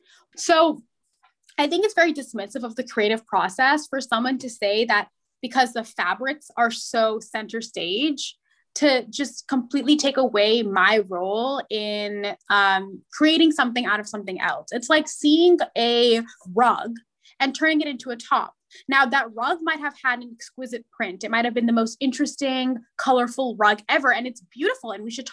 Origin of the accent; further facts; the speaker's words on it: India; So I had to say, well, I'm Indian.